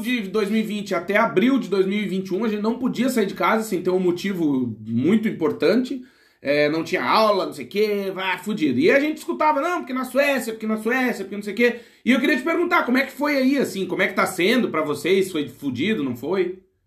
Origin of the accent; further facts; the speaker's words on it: Rio Grande do Sul, Brazil; Eu também sou gaúcho